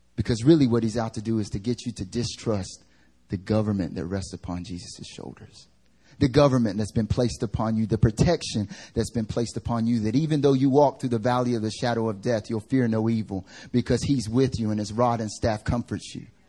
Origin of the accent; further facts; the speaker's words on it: United States; now in South Korea; I'm American